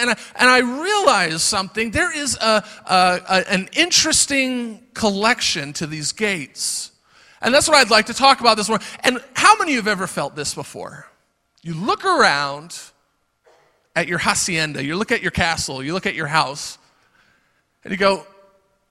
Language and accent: English; Florida, United States; moved away; also born or lived in Michigan; I come from Florida